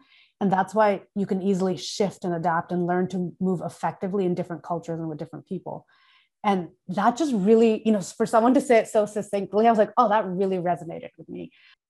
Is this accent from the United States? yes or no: no; Thailand; I grew up in Thailand. Like we take off our shoes before we go into the house.